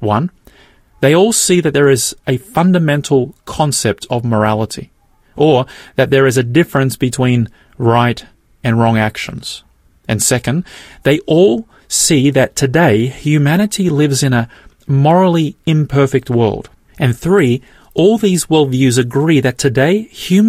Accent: Australia; I'm born here in Australia

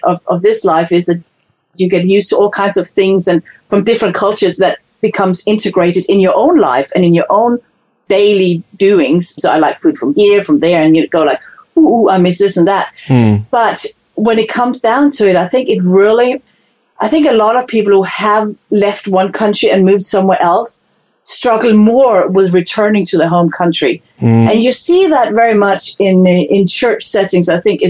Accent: Denmark; now in New Zealand; I'm so used to being an international Dane

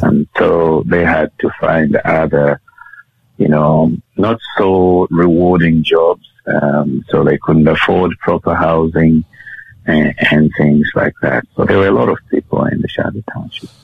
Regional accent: Kitwe, Copperbelt Province, Zambia; now in Australia; I was born in Zambia, uh, which is a country in the mid- middle of southern Africa

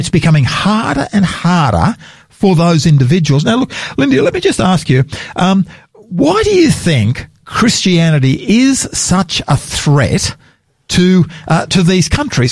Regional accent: Australia; I'm an Australian and I'm very proud of being an Australian

